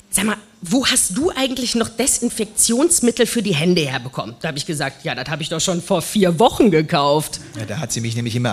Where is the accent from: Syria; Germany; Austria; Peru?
Germany; North Rhine-Westphalia; Ich komme aus dem Ruhrgebiet ursprünglich.